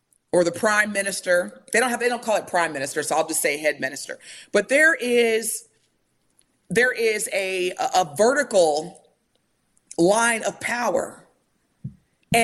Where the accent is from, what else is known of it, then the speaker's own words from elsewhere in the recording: United States; I'm Black in America, I'm still American